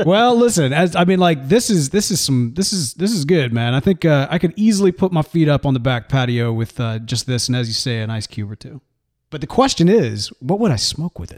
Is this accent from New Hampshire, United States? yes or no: no; Mississippi, United States; now in Texas, United States; growing up in Mississippi